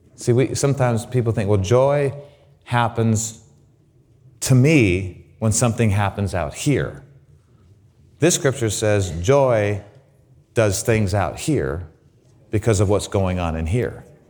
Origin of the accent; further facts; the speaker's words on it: Grand Junction, Colorado, United States; also born or lived in Waukegan, Illinois / Southern California; my mom, by the unconscious leading of the Holy Spirit, decided to move to Grand Junction, Colorado